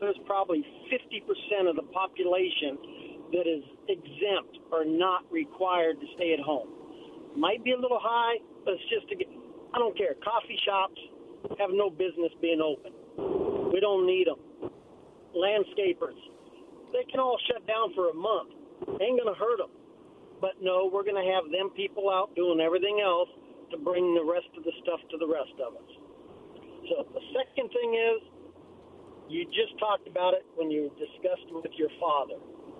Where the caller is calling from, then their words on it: Pasco, Washington, United States; … over in Pasco.